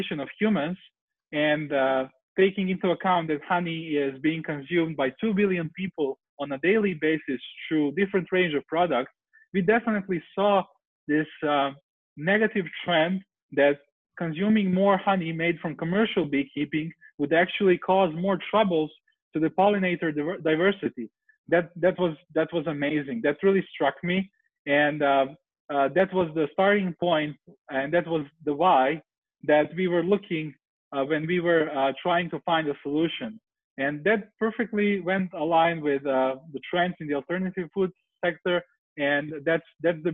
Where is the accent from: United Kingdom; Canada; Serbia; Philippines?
Serbia; moved away as an adult; now in San Francisco, United States; I'm currently in Serbia in my home country where I'm visiting my family